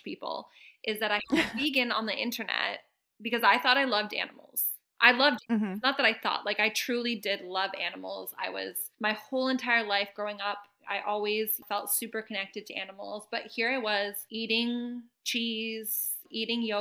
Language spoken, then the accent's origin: English; Canada; moved away; also born or lived in Mexico; I grew up in Canada in farm country